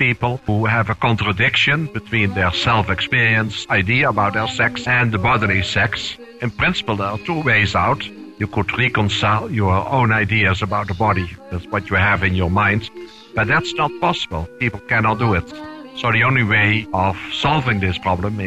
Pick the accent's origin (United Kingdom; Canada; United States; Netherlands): Netherlands; I was born in Holland in 1943